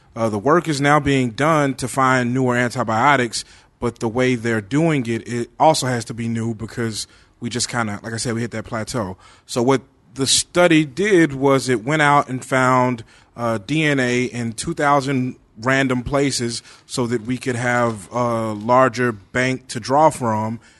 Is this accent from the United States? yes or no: yes; Bernice, Louisiana, United States; my hometown, Bernice, Louisiana. Uh, I grew up there. I'm from there